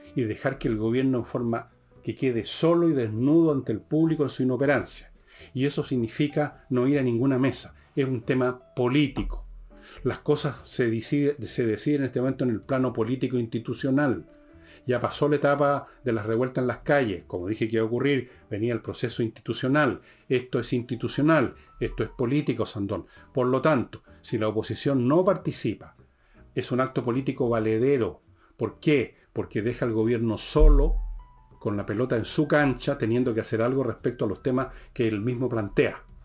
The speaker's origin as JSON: {"language": "Spanish", "country": "Chile", "said": "como chileno"}